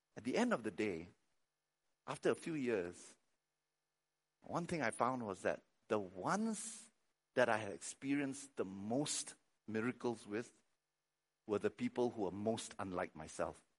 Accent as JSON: {"language": "English", "country": "Malaysia", "moved": "yes", "said": "I'm Malaysian, I'm Chinese"}